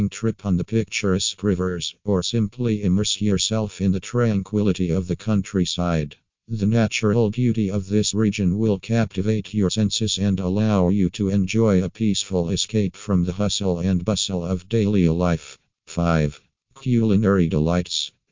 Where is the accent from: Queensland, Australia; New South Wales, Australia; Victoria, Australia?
New South Wales, Australia; from New South Wales and Australia.